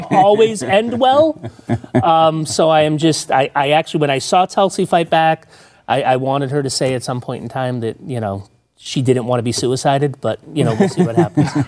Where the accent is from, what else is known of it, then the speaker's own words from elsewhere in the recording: Massachusetts, United States; I grew up in Massachusetts